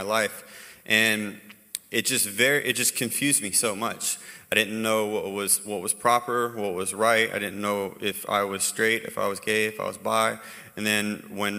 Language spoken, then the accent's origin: English; Hawaii, United States; moved away; also born or lived in North Carolina; I was raised in Hawaii